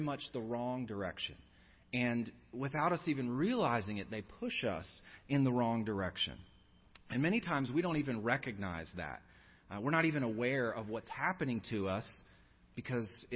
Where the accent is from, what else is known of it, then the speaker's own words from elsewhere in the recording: United States; the country that God has sovereignly placed me in and had me born into